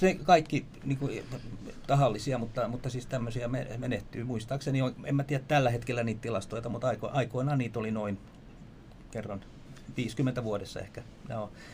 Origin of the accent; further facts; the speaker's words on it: Vantaa, Uusimaa, Finland; synnyi tuolla, täällä lähellä. Silloinen Helsingin maalaiskunta, Rekola, Asola, nykyistä Vantaata. Ja, ja, tota, ja tota, noin, niin siellä elin hyvinkin pitkään, sitten koulut kaikki siellä